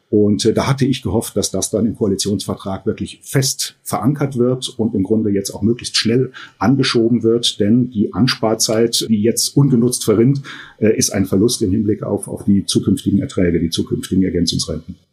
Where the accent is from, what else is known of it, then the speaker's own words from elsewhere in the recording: Germany; bei uns in Deutschland